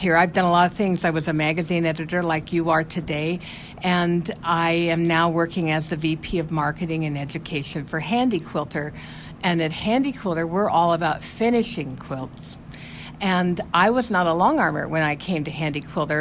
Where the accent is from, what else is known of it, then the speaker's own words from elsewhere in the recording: Nebraska, United States; I grew up in Nebraska, and then I married a Nebraska farmer and raised a little group of kids there in Nebraska on the farm